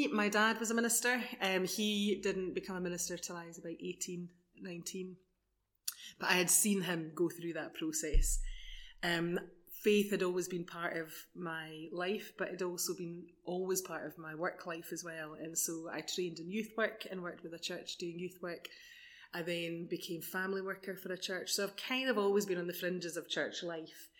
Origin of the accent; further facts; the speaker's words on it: Edinburgh, Scotland, United Kingdom; moved away as an adult; now in Bonnyrigg, United Kingdom; So I'm from South Edinburgh. Well, I was living mainly in South Edinburgh and moved to Bonnyrigg just before the lockdown.